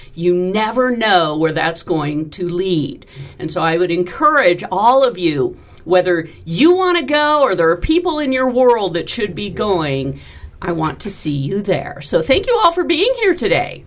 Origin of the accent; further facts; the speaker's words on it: California, United States; now in Nevada, United States; I grew up in California